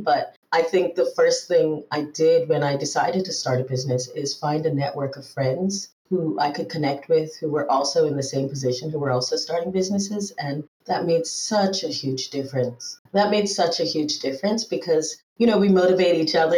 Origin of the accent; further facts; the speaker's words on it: Bermuda; first language English; also born or lived in Trinidad and Tobago / Barbados / Montreal, Canada / Israel; now in Denmark; I grew up in Bermuda, actually